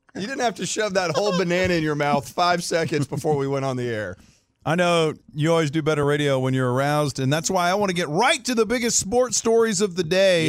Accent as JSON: {"language": "English", "area": "the Metroplex", "region": "Texas", "country": "United States", "tie": "born or raised there", "said": "growing up as a Ranger fan here in the Metroplex"}